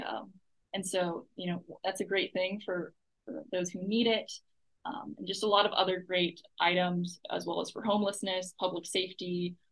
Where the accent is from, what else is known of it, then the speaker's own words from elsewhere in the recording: Buda, Texas, United States; now in Austin, United States; I grew up in Buda, which is about 30 minutes away from here.